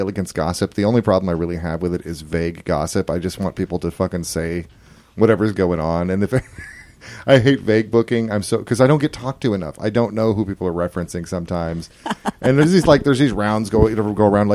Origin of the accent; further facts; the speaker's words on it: Portland, United States; moved away; also born or lived in Inglewood, Florida; I am a suburban kid. I was not exposed to a lot of people who weren't white growing up in Portland